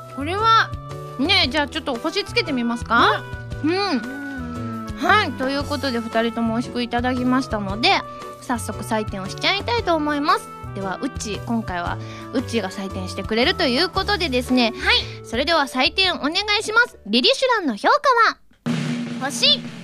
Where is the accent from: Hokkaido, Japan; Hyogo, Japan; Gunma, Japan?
Gunma, Japan; 群馬県出身なんですけれども